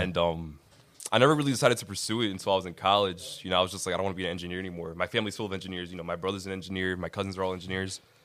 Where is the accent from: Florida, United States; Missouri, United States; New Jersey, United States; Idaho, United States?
New Jersey, United States; Linden; I am from Linden, New Jersey. I'm Colombian